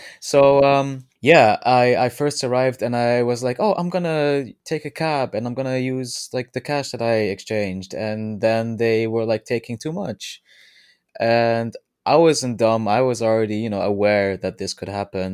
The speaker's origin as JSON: {"language": "English", "country": "Netherlands", "said": "I'm from the Netherlands"}